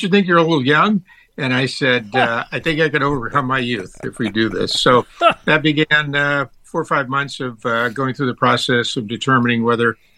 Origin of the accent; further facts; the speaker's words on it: Tampa, Florida, United States; moved away as an adult; now in California, United States; I was from Tampa, Florida, which is a pretty nice place